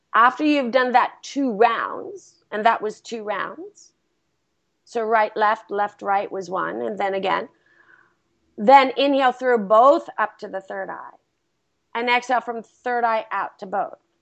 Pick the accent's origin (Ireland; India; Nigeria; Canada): India; now in Los Angeles, United States; My home country